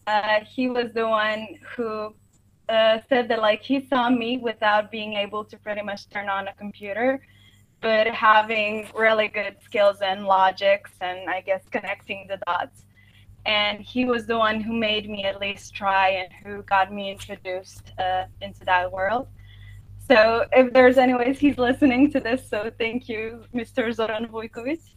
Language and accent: English; Subotica, Vojvodina, Serbia; moved away as an adult; also born or lived in Knox City, Texas, United States; now in Istanbul, Turkey; originally from Subotica, Serbia